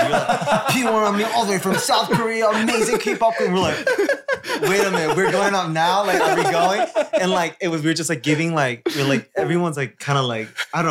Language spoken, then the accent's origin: English; Toronto, Ontario, Canada; I really like New York because it reminds me of Toronto, like my hometown.